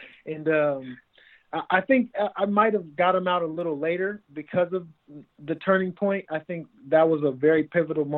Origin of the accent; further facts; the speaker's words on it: West Coast, United States; We're both from the West Coast in the same area